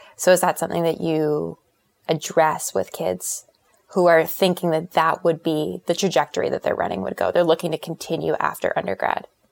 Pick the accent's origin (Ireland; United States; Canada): Canada; commitment from my parents to send me to Columbia as a Canadian.